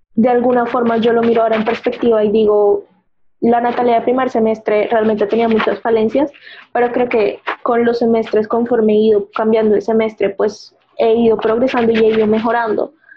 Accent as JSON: {"language": "Spanish", "town": "Barranquilla", "region": "Atlántico", "country": "Colombia", "moved": "as an adult", "lives_now": "Bogotá, Colombia", "said": "yo no soy de Bogotá, yo soy de Barranquilla"}